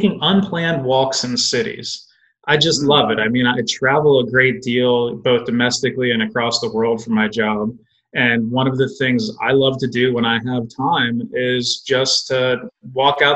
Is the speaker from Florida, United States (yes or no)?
yes; Indialantic, Florida, United States; moved away as an adult; I grew up in a small beach town in Florida near Cape Canaveral, and it was called Indie Atlantic